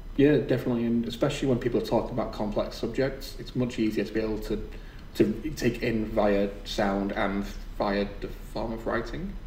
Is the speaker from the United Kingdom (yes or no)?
yes; the north of England, United Kingdom; accent: northern; my northern accent